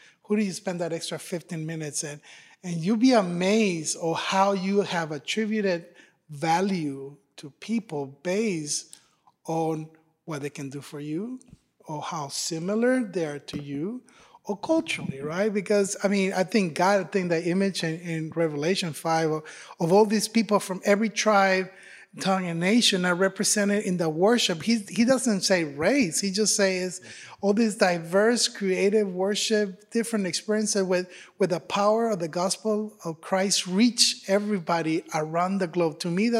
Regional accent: Ireland; don't be fooled by the accent, I'm Irish, right?

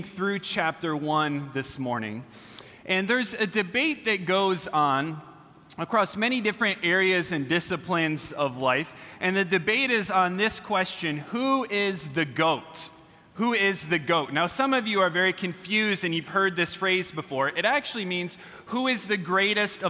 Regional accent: California, United States; I'm from California

